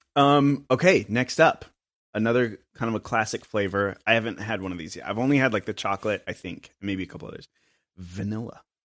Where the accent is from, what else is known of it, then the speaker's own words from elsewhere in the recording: Asheville, North Carolina, United States; also born or lived in Austin; now in Chattanooga, United States; I'm from Asheville, North Carolina originally